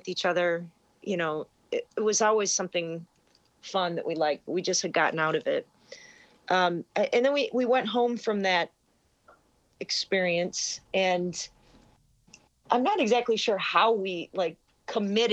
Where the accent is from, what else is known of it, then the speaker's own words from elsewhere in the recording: Wisconsin, United States; moved away as an adult; also born or lived in Illinois; We're both from Wisconsin